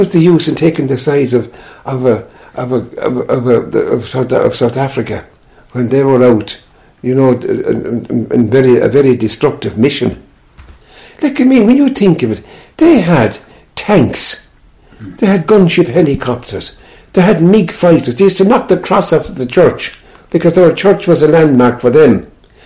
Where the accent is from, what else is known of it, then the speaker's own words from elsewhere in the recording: Kilmanagh, near Kilkenny, County Kilkenny, Ireland; moved away as an adult; I grew up in Kilmana, just about 8 miles from Kilkenny here, in a small farm